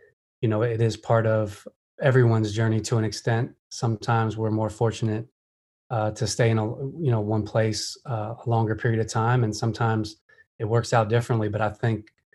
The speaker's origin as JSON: {"language": "English", "region": "Pennsylvania", "country": "United States", "moved": "yes", "lives_now": "Atlanta, United States", "said": "I'm from Pennsylvania, but consider, you know, Atlanta home now being here so long"}